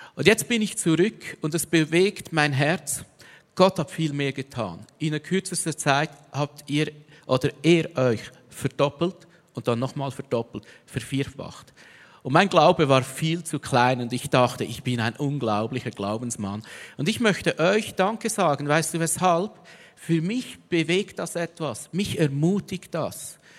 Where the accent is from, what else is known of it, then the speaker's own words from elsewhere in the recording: Switzerland; als Schweizer